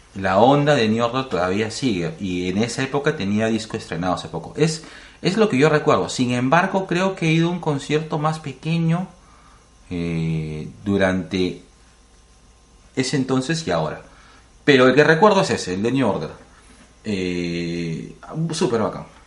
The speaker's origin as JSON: {"language": "Spanish", "region": "Lima", "country": "Peru"}